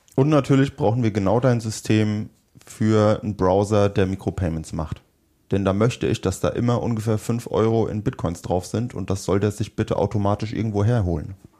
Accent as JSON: {"language": "German", "country": "Germany", "said": "bei uns in Deutschland"}